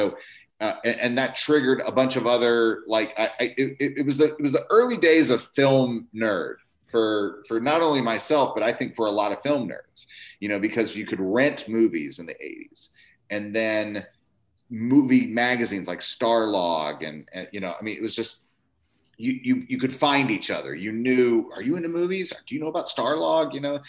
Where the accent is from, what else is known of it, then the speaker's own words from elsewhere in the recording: Tennessee, United States; because I come from Tennessee, everybody's like really like crazy about the Vols, and my dad went to UT and everything like that.